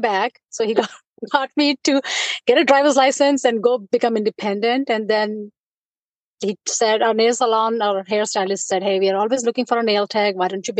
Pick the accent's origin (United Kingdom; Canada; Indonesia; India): India; moved away as an adult; also born or lived in Wisconsin; now in Michigan, United States; I was born and raised in India